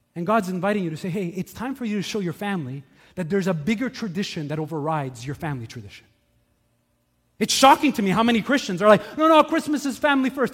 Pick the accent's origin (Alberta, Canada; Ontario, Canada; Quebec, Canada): Quebec, Canada; Montreal; When I was young, I grew up here in Montreal